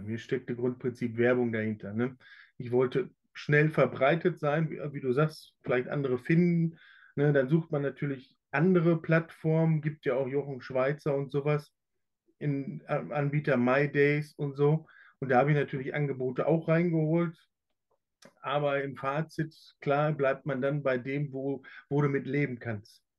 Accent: Plettenberg, North Rhine-Westphalia, Germany; weil ich bin ja in Plettenberg auch groß geworden

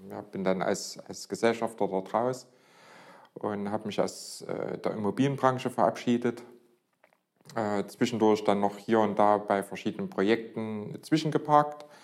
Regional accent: Leipzig, Saxony, Germany; Äh, bin gebürtiger Leipziger und ja, seit 1990 selbstständig

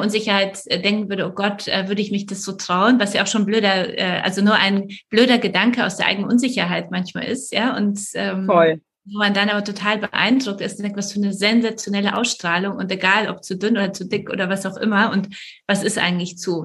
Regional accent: Poland; moved away; ich komme aus Polen

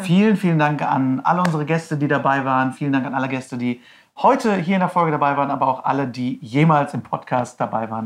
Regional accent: Herford, North Rhine-Westphalia, Germany; moved away; Herford, meine Heimatstadt

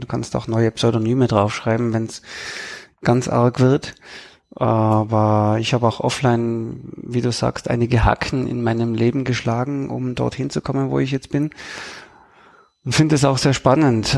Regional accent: Tyrol, Austria; accent: Tyrolean; ich spreche Tirolerisch, Österreichisch

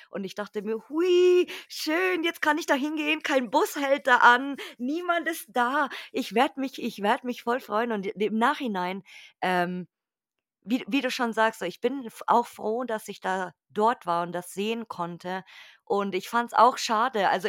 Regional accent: Munich, Bavaria, Germany; Also bei uns in München, nee, bei uns richtig. in München ist das Haar

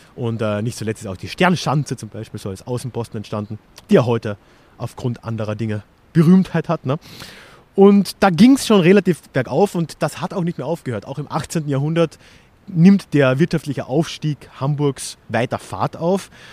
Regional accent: Austria; als Österreicher

